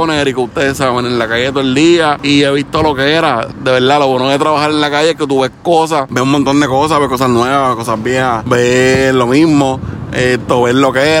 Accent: Connecticut, United States; Vamos a ver, hasta ahora pues se va a subir para allá, para Chicopi, Massachusetts, yo soy de Connecticut

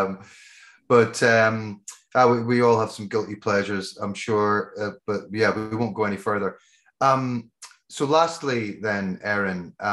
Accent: Scotland, United Kingdom; accent: Scottish; my Scottish brain accent

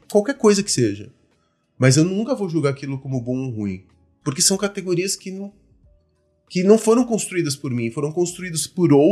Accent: Argentina; now in Brazil; Eu sou argentino por conta da, da ditadura que a gente teve no país e tudo mais. Então aí meu pai se exilou na Argentina.

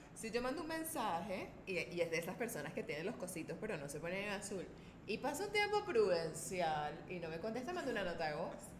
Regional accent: Caracas, Capital District, Venezuela; yo vengo de Caracas

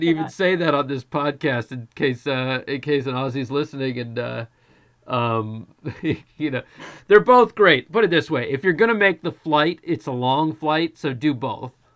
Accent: United States; growing up in the United States

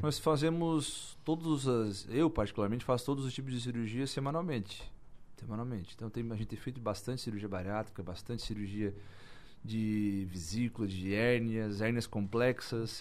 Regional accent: Içara, Santa Catarina, Brazil; Eu sou sarense, nasci em Sara, todo mundo me conhece em Sara

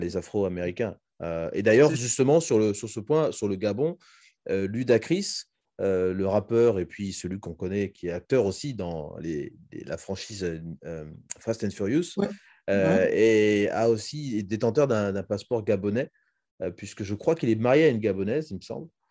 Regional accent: Republic of the Congo

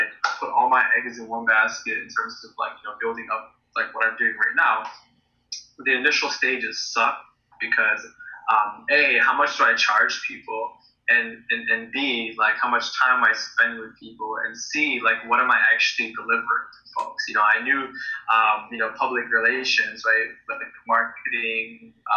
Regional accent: United States; I grew up in the States

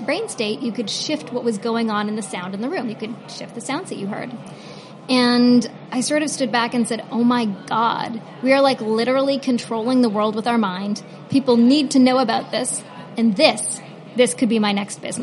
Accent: Toronto, Ontario, Canada; Toronto, my hometown

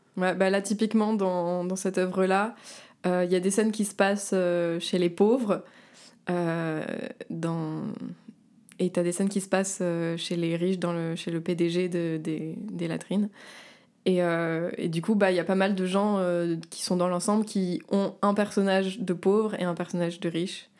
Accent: Var, Provence-Alpes-Côte d'Azur, France; moved away as an adult; now in Paris, France; je viens de la Côte d'Azur, du Var

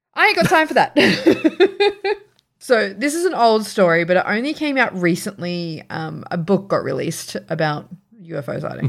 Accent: Sydney, New South Wales, Australia; moved away; I grew up in Riverston, which is a very, like, northwest town in Sydney

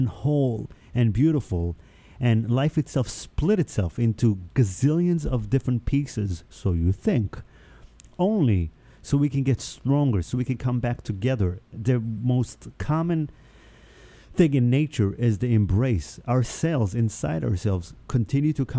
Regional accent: Israel; first language Hebrew; English is a second language; also born or lived in New York; now in United States; I grew up in Israel.

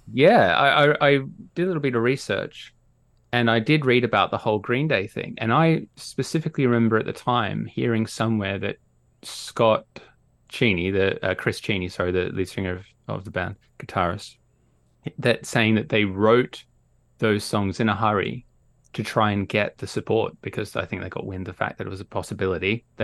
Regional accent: Australia; now in United Kingdom; As people might be able to hear, I'm Australian. Even though I live in the UK, I'm Australian.

